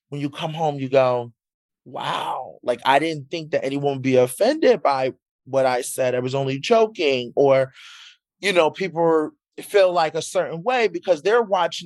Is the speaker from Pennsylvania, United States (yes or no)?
yes; Philadelphia, Pennsylvania, United States; I'm from Philly